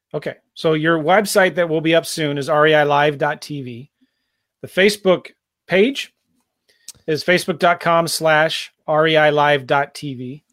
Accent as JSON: {"language": "English", "town": "San Diego", "region": "California", "country": "United States", "tie": "born or raised there", "also_born_or_lived": "Iowa", "moved": "yes", "lives_now": "St. Louis, United States", "said": "I live in Saint Louis, right? But, you know, I was raised in San Diego"}